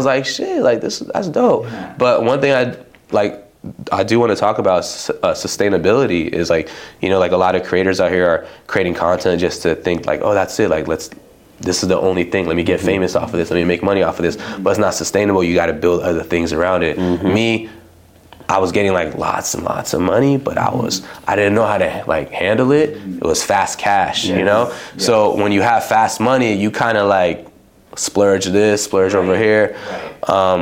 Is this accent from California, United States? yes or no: yes; Los Angeles, California, United States; also born or lived in Palmdale / Yucaipa / Fresno; I grew up like in LA County area